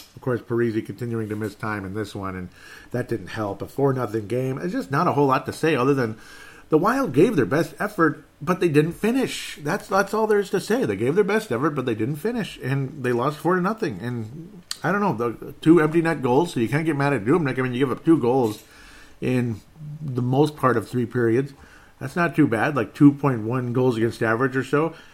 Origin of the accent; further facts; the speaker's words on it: Golden Valley, Minnesota, United States; I just was born and grew up in Golden Valley, Minnesota.